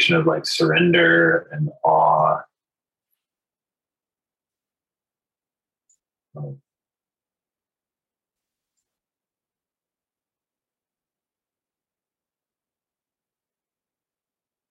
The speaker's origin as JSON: {"language": "English", "region": "New Hampshire", "country": "United States", "tie": "born or raised there", "said": "because I grew up in New Hampshire"}